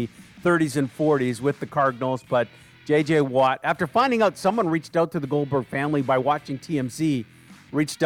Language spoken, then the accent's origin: English; Edmonton, Alberta, Canada; now in Vancouver, Canada; I grew up in Edmonton. We've both been here 20-plus years.